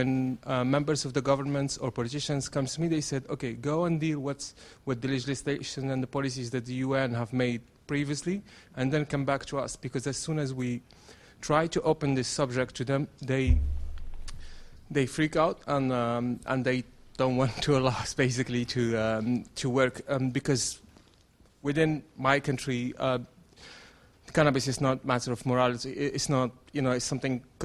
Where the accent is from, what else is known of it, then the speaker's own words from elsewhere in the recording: Morocco; I'm from Morocco